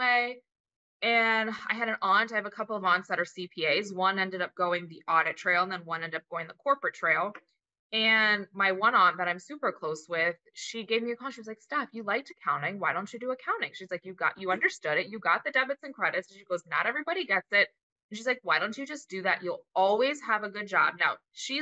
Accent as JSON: {"language": "English", "region": "Florida", "country": "United States", "tie": "born or raised there", "said": "I grew up in Florida my whole life."}